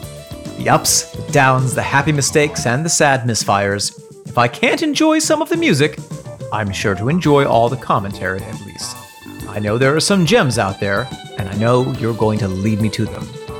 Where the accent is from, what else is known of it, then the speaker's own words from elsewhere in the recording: Massachusetts, United States; I grew up just outside of Boston, and my first tall album was stolen from a flea market.